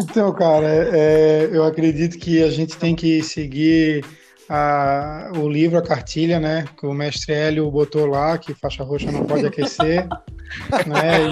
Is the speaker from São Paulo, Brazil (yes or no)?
no; Florianópolis, Santa Catarina, Brazil; sou aqui de Florianópolis